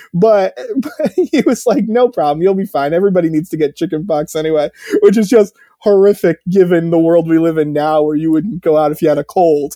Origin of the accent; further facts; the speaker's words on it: Connecticut, United States; I grew up in Connecticut